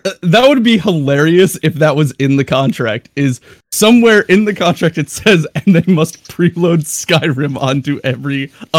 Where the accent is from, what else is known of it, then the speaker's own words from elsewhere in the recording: United States; I'm an American drinking coffee.